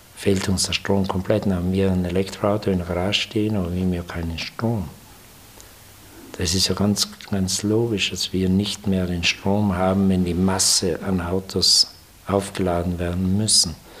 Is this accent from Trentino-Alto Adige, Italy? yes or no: yes; South Tyrol, Trentino-Alto Adige, Italy; bei uns in Südtirol